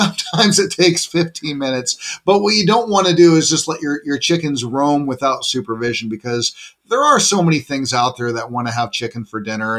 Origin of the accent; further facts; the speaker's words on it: Gresham, Oregon, United States; I grew up in Gresham, Oregon, so I'm pretty familiar with the Oregon climate and whatnot.